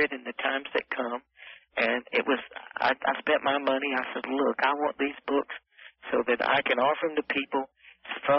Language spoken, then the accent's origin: English; South Carolina, United States; accent: Southern American; I'm from South Carolina